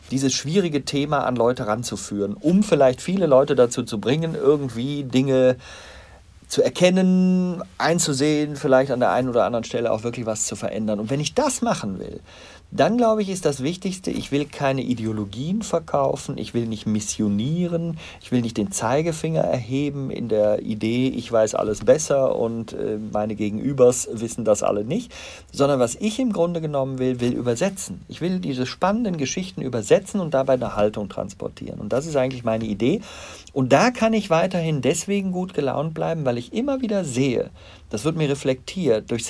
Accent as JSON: {"language": "German", "town": "Bonn", "region": "North Rhine-Westphalia", "country": "Germany", "said": "Ich bin Rheinländer, ich bin in Bonn geboren."}